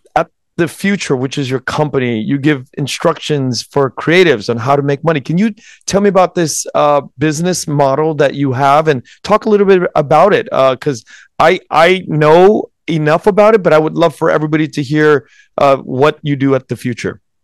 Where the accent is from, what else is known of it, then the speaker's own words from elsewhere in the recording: United States; I was born in November nineteen seventy-five. Um, born in the U S